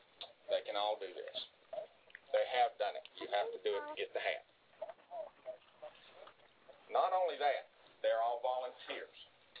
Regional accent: North Georgia, United States; I'm from North Georgia.

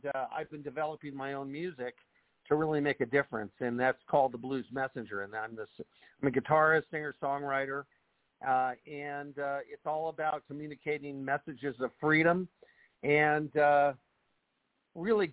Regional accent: Los Angeles, California, United States; I grew up in the San Fernando Valley

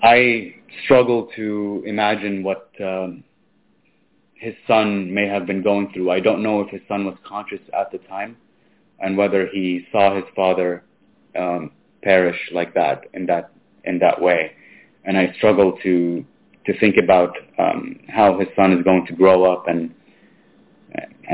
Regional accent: Gaza, Gaza Strip, Palestine; I'm a Christian from Gaza. I was born in Gaza

